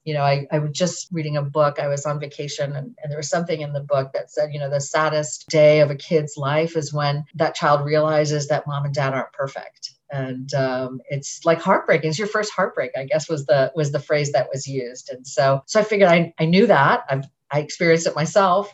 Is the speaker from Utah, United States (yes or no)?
no; Massachusetts, United States; I grew up in Massachusetts and, and I'm part of a, a community there